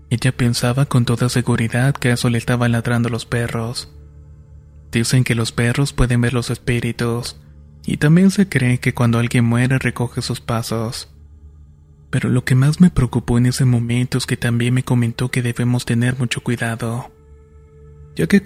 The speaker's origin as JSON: {"language": "Spanish", "town": "Talapampa", "region": "Salta", "country": "Argentina", "said": "de Talampampa, provincia de Salta, en Argentina."}